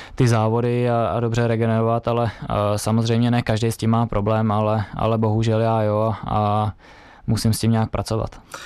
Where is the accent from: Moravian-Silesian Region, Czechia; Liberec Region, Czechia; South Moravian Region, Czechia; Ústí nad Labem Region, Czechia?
Liberec Region, Czechia; Lomnice nad Popelkou; u nás v Lomnici nad Popelkou, tam, kde jsem vyrůstal